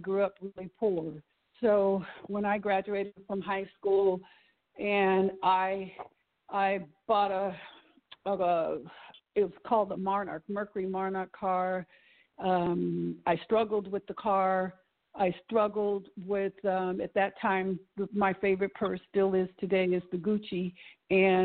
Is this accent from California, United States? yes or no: yes; East Palo Alto, California, United States; I grew up in East Palo Alto, which is near Stanford University